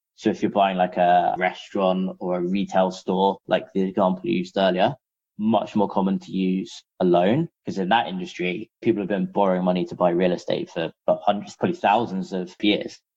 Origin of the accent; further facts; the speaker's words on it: London, United Kingdom; moved away as an adult; now in San Francisco, United States; I'm actually originally from London, hence why our one of our offices is still in London